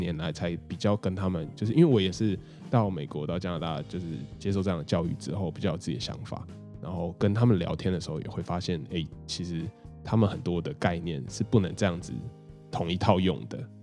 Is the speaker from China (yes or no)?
no; Taipei, Taiwan; moved away as an adult; also born or lived in Chiayi / United States; 我是台北人，可是我大学的时候就选择到嘉义去读哦